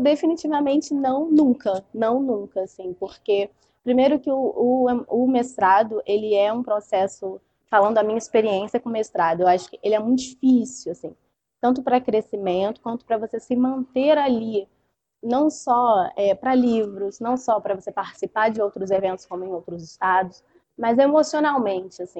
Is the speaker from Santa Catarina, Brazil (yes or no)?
no; Rio de Janeiro, Brazil; eu sou do Rio e aqui estou em Minas